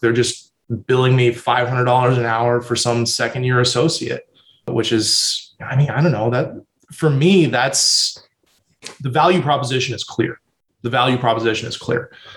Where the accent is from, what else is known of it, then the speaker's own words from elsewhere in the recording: San Antonio, Texas, United States; also born or lived in Austin, Texas / New York City; I grew up in San Antonio, born and raised